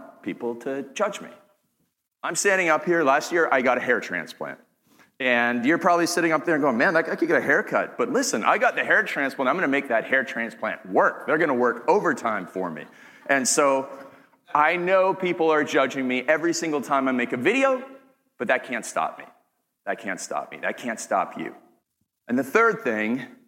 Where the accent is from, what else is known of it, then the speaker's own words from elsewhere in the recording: Canada; accent: Canadian; I'm from Canada